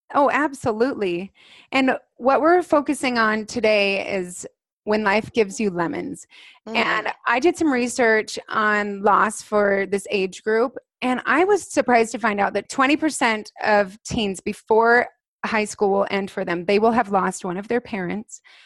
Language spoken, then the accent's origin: English; Alpine, Utah, United States; we grew up in Alpine, Utah, just two houses down from each other